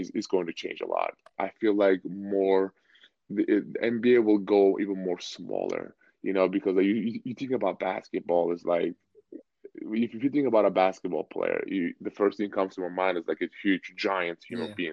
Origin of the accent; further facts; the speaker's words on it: Turkey; moved away; I grew up in Turkey